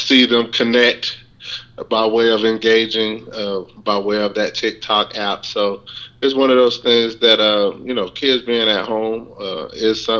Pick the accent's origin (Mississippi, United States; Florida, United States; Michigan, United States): Florida, United States; Miami; moved away as an adult; also born or lived in New Orleans / Baton Rouge / Memphis; my hometown being Miami, Florida